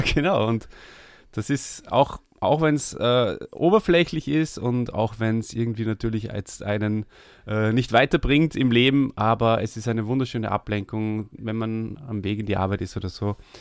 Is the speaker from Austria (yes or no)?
yes; Austria; komme ich aus Österreich